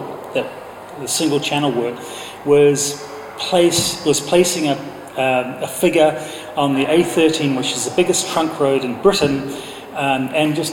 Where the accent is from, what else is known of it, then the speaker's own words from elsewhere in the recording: New Zealand; now in London, United Kingdom; I'm from New Zealand